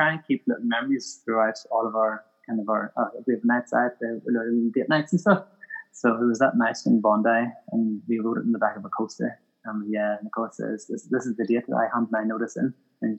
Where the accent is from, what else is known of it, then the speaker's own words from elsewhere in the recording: Northern Ireland, United Kingdom; I'm from Ireland, Northern Ireland